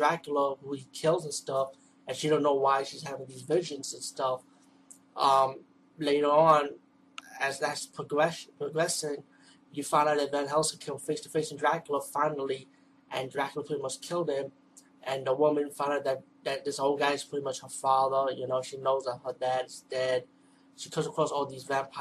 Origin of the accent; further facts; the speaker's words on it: New York City, New York, United States; I'm from the East Coast, from the Bronx of New York